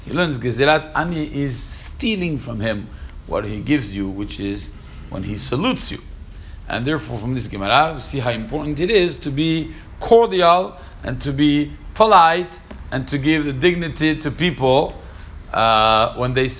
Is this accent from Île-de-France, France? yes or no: yes; Paris, Île-de-France, France; when I was growing up in Paris